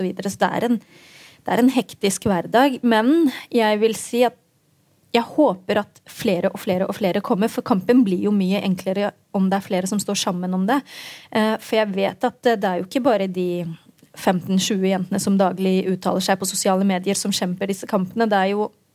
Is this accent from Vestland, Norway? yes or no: no; Oslo, Norway; da jeg vokste opp ehm, på Grønland i Oslo